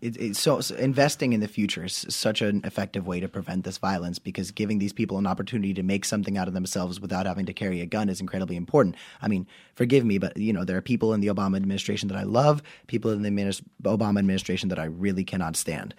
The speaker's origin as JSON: {"language": "English", "region": "Florida", "country": "United States", "said": "We're from Florida, so it's hot"}